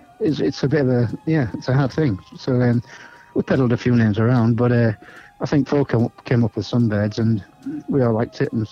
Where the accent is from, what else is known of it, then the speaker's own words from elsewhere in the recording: Hull, Yorkshire and the Humber, United Kingdom; growing up in Hull in the 60s, and it's basically where I was born, where I was brought up